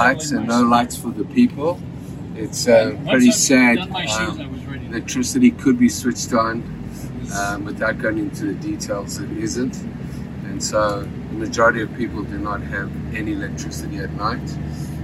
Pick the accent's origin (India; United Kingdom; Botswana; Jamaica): Botswana; moved away as an adult; also born or lived in Zimbabwe / South Africa; now in Canada; I was born in Zimbabwe, poor country, grew up in Botswana, and then in South Africa.